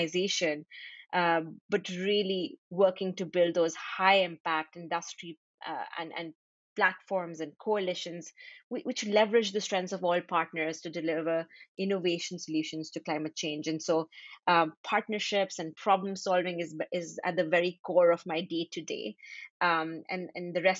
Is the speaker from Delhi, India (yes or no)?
yes; Delhi, India; now in Jersey City, United States; I am originally from Delhi, India, but right now I'm living in Jersey City, New Jersey.